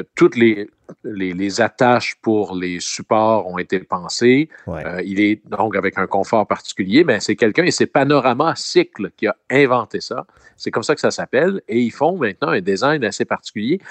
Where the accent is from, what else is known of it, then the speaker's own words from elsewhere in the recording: Chicoutimi, Quebec, Canada; mon coin de pays, hmm. à Chicoutimi